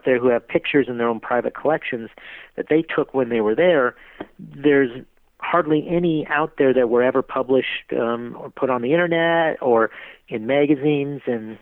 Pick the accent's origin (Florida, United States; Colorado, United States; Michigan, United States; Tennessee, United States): Colorado, United States; Denver; here in my hometown of Denver, Colorado